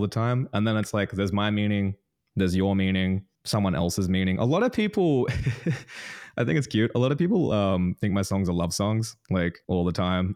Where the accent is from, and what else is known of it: Newcastle, New South Wales, Australia; born or raised there